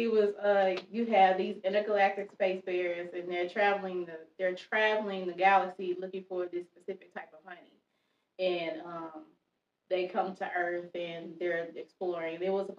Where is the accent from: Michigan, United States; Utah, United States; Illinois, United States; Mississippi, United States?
Mississippi, United States; Mississippi originally.